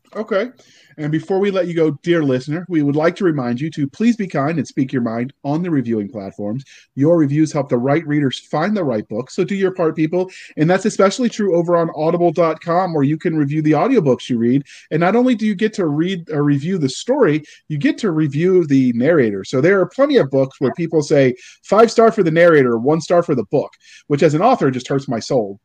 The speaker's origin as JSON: {"language": "English", "region": "Virginia", "country": "United States", "tie": "born or raised there", "said": "I was raised in Virginia"}